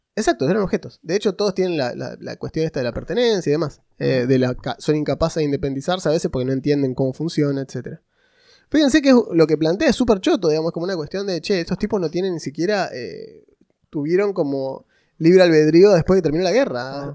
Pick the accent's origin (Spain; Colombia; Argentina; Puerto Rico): Argentina; yo soy argentino